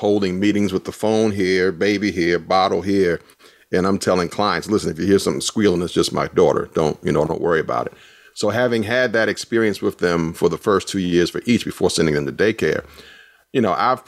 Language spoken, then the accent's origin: English; Washington, District of Columbia, United States; now in Durham, United States; I grew up in Washington, D.C.